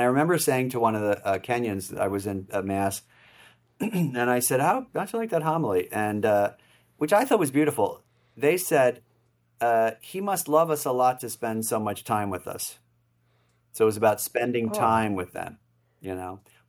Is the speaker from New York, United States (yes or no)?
yes; New York, United States; also born or lived in Philadelphia; Now, here I am. I'm thoroughly American. And so we're in New York and in Philadelphia when we were growing up.